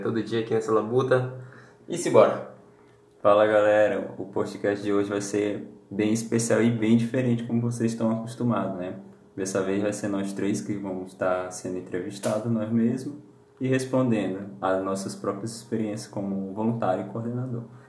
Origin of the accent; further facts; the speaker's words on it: Pará, Brazil; Eu sou lá de, do Pará, em Paropebas